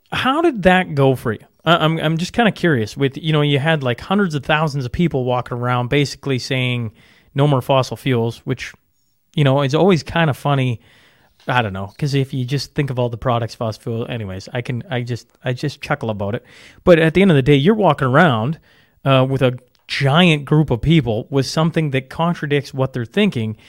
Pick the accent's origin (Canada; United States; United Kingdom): Canada; as a Canadian